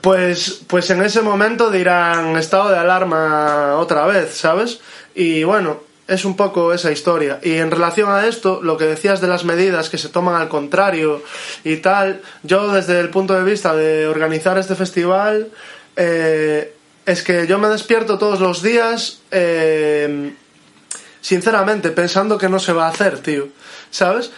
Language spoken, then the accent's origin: Spanish; Moaña, Galicia, Spain; mi pueblo, de Moaña, donde vivo